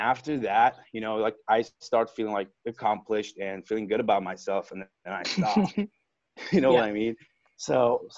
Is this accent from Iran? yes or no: yes; Iran; moved away as an adult; also born or lived in Westchester, Pennsylvania; now in Austin, United States; I was born and raised in Iran